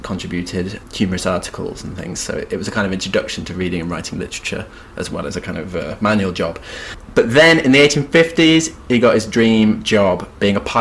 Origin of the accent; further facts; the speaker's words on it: West Midlands, United Kingdom; I'm from the West Mid